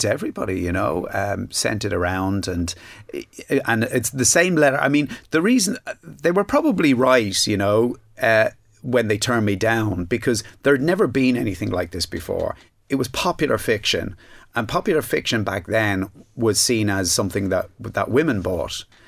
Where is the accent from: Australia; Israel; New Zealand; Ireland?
Ireland; Dublin, Leinster; I grew up in Ballybrack. It was a working class Dublin area.